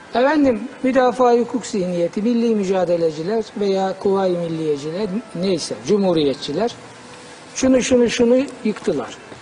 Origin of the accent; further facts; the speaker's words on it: Black Sea Region, Turkey; bir hoca dinlemiştim çocukluğumda bizim Karadeniz'de.